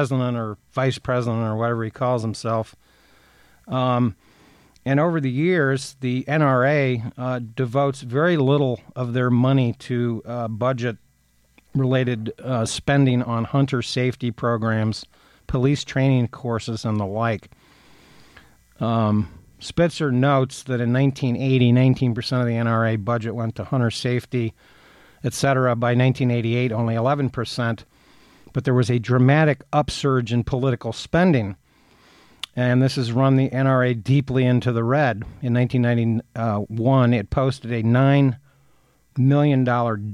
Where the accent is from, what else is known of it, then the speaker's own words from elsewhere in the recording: Athens, Ohio, United States; a town near where I grew up in Athens, Ohio